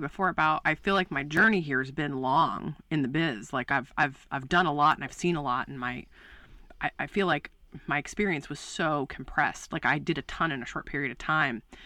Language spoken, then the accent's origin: English; Baltimore, Maryland, United States; moved away as an adult; also born or lived in West Coast; I'm from Baltimore, Maryland